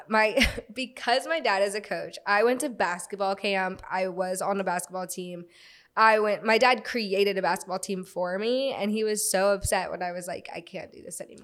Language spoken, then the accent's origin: English; Florida, United States; also born or lived in Virginia; I'm from Florida. I'm from, like, a town outside of Florida, but I was born in Virginia, moved very shortly after